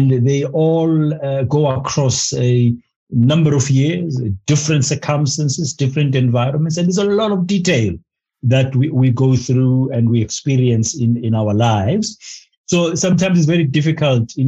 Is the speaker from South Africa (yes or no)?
yes; Soweto, Gauteng, South Africa; moved away as an adult; also born or lived in Maputo, Mozambique; growing up in Kansas, as we used to call it, White City Jabavu in Soweto in the 60s was not easy